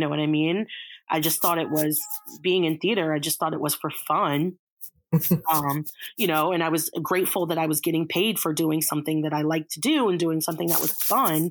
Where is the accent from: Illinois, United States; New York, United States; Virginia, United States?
Virginia, United States; Reston; I grew up in Reston, Virginia.